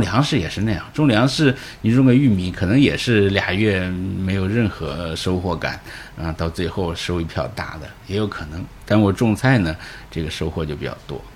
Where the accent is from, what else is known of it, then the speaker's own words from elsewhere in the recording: northern Henan, China; now in Shanghai, China; 长源县就是我老家隔壁